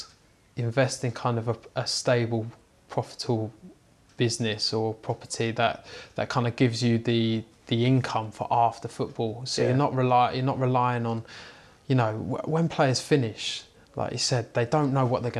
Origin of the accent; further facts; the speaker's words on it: Buckinghamshire, South East England, United Kingdom; where I grew up in Buckinghamshire area